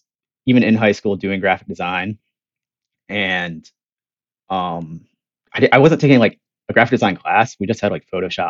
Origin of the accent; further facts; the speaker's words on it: Virginia, United States; moved away as an adult; now in North Carolina, United States; I grew up in Virginia.